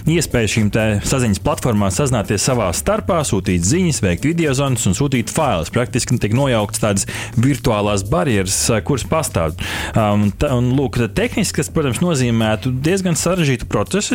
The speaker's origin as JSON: {"language": "Latvian", "country": "Latvia"}